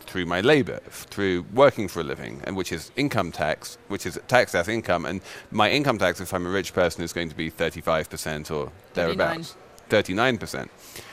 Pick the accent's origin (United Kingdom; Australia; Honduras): United Kingdom; England; I'm English